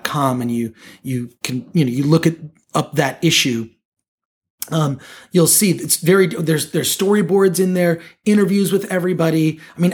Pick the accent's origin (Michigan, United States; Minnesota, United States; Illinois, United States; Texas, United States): Michigan, United States; right outside of Detroit; my hometown, Michigan, you know, right outside of Detroit.